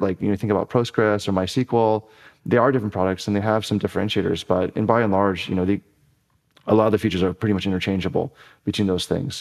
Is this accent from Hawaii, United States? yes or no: yes; Honolulu, Hawaii, United States; moved away as an adult; also born or lived in Evanston, Illinois; I was born and raised in Honolulu, Hawaii